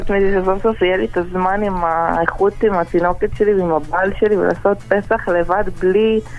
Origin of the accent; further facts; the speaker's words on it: Sharon, Israel; מהשרון. באזור השרון.